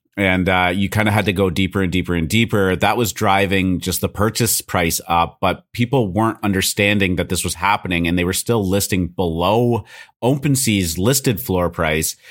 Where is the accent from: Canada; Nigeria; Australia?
Canada; I'm Canadian